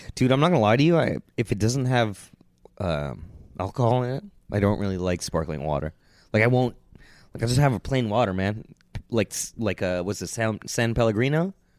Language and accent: English; Canada; I'm Canadian